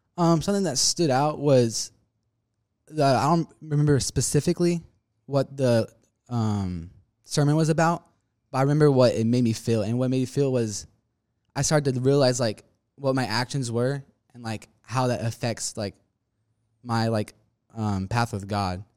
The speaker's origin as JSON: {"language": "English", "town": "Spring", "region": "Texas", "country": "United States", "tie": "born or raised there", "also_born_or_lived": "Liberty Hill, Texas", "said": "I currently live in Spring, Texas right now"}